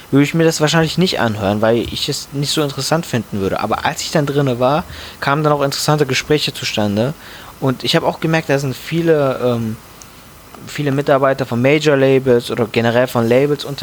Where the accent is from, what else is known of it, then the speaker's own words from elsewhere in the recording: Frankfurt, Hesse, Germany; Die beiden auf einem Song, da freut man sich als Frankfurter.